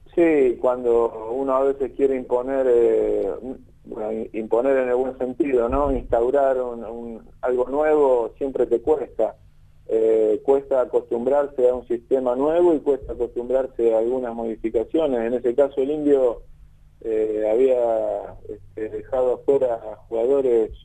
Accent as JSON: {"language": "Spanish", "town": "Villa Constitución", "region": "Santa Fe", "country": "Argentina", "tie": "born or raised there", "said": "decidimos pegar la vuelta para la ciudad, acá para mi pueblo, Villa Constitución"}